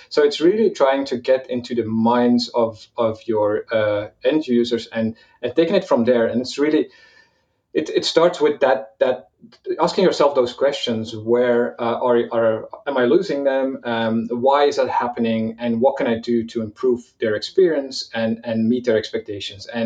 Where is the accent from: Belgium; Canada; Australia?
Belgium; also born or lived in Malta / Portugal; now in Valencia, Spain; personally, I'm, I'm from Belgium originally. I, I moved around quite a bit. I lived in Malta, I lived in Portugal for a while, and I live in in Valencia, Spain right now.